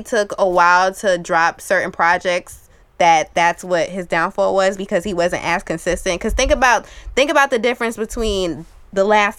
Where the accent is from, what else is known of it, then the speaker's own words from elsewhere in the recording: New York, United States; as a New Yorker